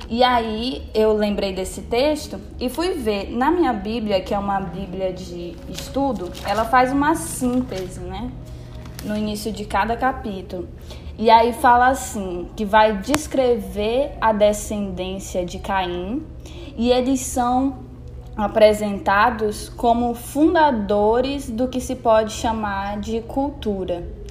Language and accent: Portuguese; Canaã, Brazil; sou aqui de Canaã